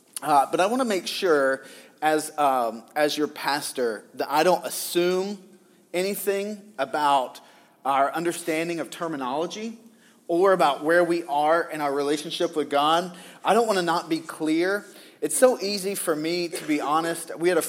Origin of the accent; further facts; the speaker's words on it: Southern US, United States; because I grew up in the Bible Belt